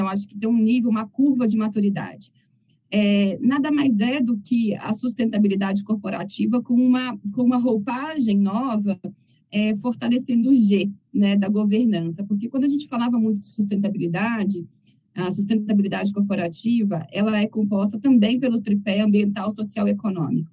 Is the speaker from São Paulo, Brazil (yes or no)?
no; Cataguases, Minas Gerais, Brazil; moved away; also born or lived in Belo Horizonte; eu sou mineira, de uma cidade muito pequena. Né, toda vez que eu brinco que é uma cidade muito pequena do interior de Minas